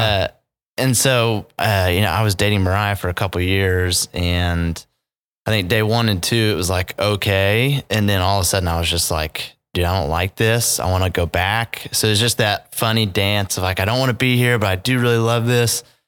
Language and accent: English; Edmond, Oklahoma, United States; born and raised here in Edmond, Oklahoma